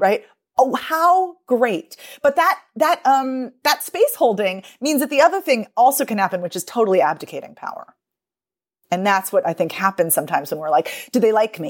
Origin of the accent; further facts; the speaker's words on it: United States; me as an American